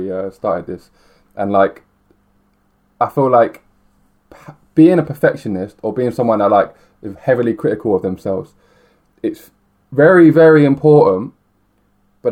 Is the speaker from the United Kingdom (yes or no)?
yes; Milton Keynes, South East England, United Kingdom; I grew up in Milton Keynes, I didn't grow up in London